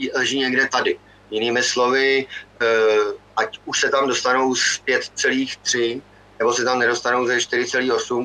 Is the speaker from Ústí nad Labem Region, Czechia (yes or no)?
yes; Ústí nad Labem Region, Czechia; u nás v Ústeckém kraji